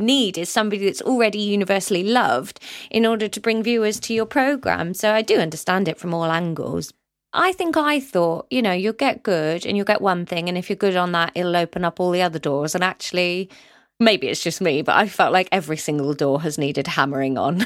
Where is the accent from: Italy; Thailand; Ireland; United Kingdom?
United Kingdom; Somerset, South West England; moved away as an adult; also born or lived in Canterbury, Kent / London; I grew up in Somerset with all my family